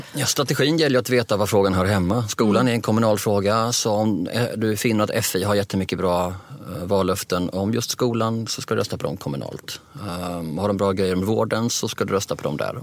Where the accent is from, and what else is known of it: Sweden